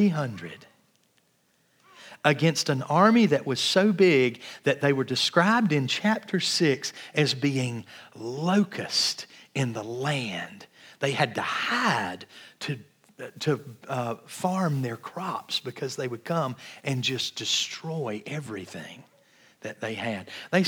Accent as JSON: {"language": "English", "region": "Georgia", "country": "United States", "tie": "born or raised there", "said": "I grew up in Georgia near Atlanta and gone to Six Flags dozens of times."}